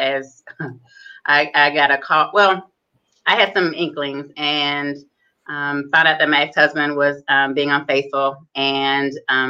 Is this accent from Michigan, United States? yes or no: yes; Detroit, Michigan, United States; moved away as an adult; also born or lived in New Orleans, Louisiana / Atlanta, Georgia; I am originally from Detroit, Michigan. I grew up in and was raised in Detroit